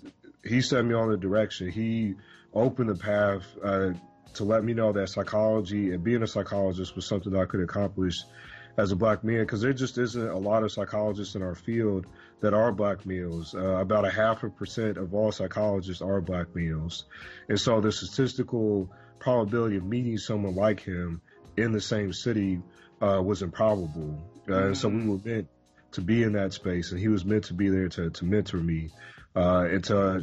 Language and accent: English; Louisville, Kentucky, United States; also born or lived in Midwest; So I say I'm from Louisville, Kentucky, because that's the place that I've lived the longest.